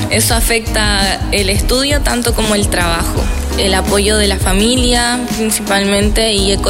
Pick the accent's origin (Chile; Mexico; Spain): Chile; now in Cuba; de Chile, estudiante de segundo año en la Escuela Latinoamericana de Medicina